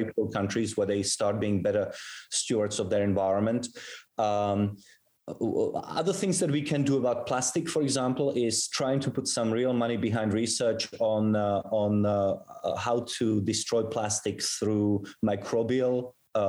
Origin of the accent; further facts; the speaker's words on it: South Africa; moved away; also born or lived in Europe; I was actually born in Europe, but I grew up in South Africa.